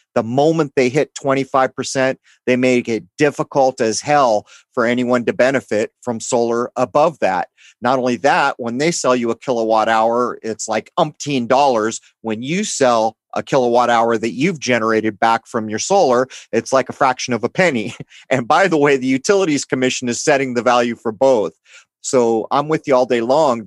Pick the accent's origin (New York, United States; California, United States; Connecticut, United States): California, United States; San Diego; I grew up in San Diego, which is heavily, heavily Mexican influenced